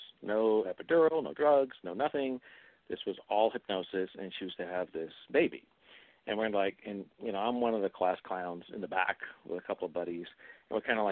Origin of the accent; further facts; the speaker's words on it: New England, United States; I come from New England, and I come from a very conservative area, and I was brought up as a Catholic boy